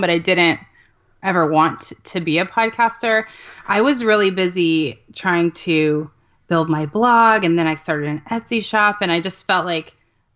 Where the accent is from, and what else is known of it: Mesa, Arizona, United States; born or raised there; moved away as an adult; also born or lived in Southern California; now in Texas, United States